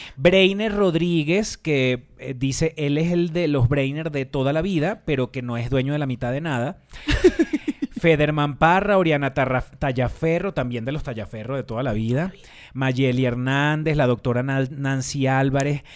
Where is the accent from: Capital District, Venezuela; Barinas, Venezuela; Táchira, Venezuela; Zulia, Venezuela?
Barinas, Venezuela; Barrancas; yo soy de Barrancas